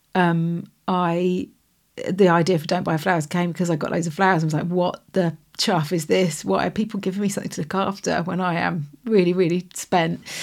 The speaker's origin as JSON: {"language": "English", "town": "Stroud", "region": "South West England", "country": "United Kingdom", "tie": "born or raised there", "said": "we're from Stroud in Gloucestershire"}